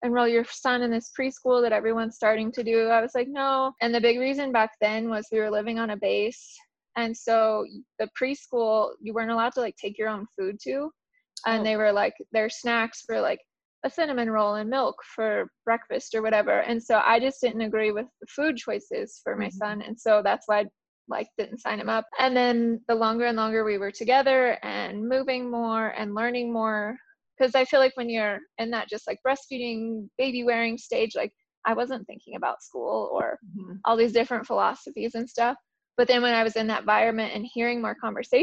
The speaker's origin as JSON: {"language": "English", "region": "Colorado", "country": "United States", "tie": "born or raised there", "also_born_or_lived": "Kansas", "said": "I grew up mainly in Colorado, but I did live in Kansas when I was very young"}